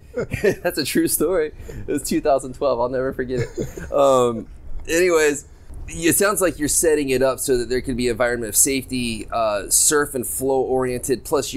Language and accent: English; St. Augustine, Florida, United States; now in Nosara, Costa Rica; I grew up in St. Augustine, Jacksonville, Florida area